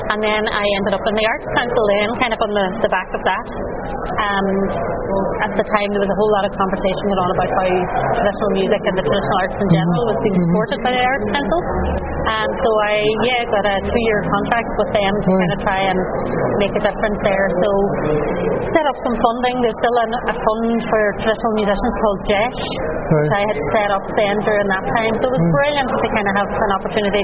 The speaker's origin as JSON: {"language": "English", "town": "Buncrana", "region": "Ulster", "country": "Ireland", "tie": "born or raised there", "also_born_or_lived": "Derry", "said": "Donegal is home. I'm from Bunkrana"}